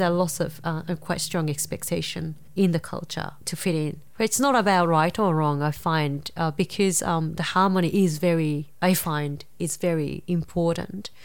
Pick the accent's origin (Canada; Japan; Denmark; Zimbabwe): Japan; Nara; English is a second language; moved away; I grew up in a quite a, um, rural Nara